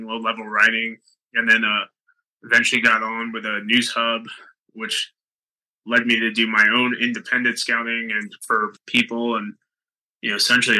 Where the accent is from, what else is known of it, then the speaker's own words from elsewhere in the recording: New York, United States; moved away; I'm from New York originally.